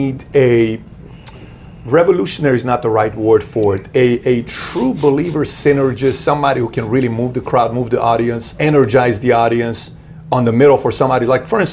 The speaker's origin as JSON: {"language": "English", "country": "Iran", "tie": "born or raised there", "moved": "yes", "lives_now": "United States", "said": "I was born and raised in Iran"}